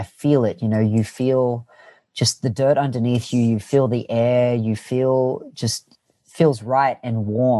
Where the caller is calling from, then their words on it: Annandale, New South Wales, Australia; I'm in a city called Annandale in the inner west of Sydney.